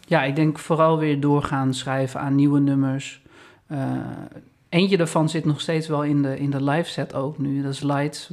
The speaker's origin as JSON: {"language": "Dutch", "town": "Amstelveen", "region": "North Holland", "country": "Netherlands", "tie": "born or raised there", "said": "Eigenlijk mijn hometown eh, waar ik ben opgegroeid, mijn school heb gehad is Amstelveen"}